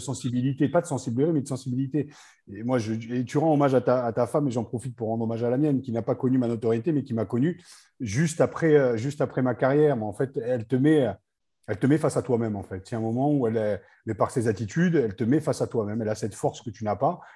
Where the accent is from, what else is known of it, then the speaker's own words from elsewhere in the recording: Picardy, Hauts-de-France, France; je suis picard, hein, je ne suis pas du tout ilien